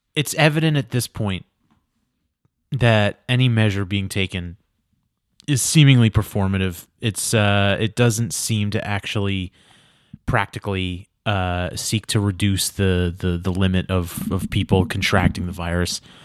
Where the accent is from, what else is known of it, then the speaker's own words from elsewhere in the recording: New York, United States; moved away as an adult; now in Los Angeles, United States; I'm the guy from New York. I live in your state now